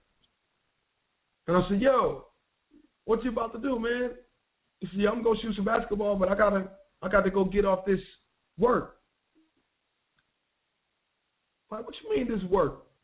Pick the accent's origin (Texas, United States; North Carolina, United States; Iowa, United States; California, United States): North Carolina, United States; Wilson; my street where I grew up in Wilson, North Carolina